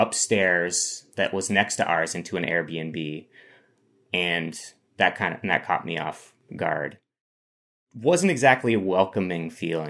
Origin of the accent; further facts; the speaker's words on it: Plainfield, Vermont, United States; also born or lived in Burlington, Vermont; I'm born and raised in Plainfield, Vermont, outside of Montpelier.